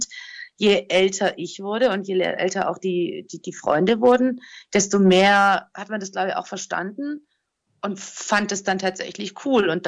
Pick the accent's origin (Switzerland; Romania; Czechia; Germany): Romania; Transylvania; hey, guck mal, ich komme aus Siebenbürgen und ähm, komm doch mal mit und ich zeig dir, ich zeige dir meine Kultur.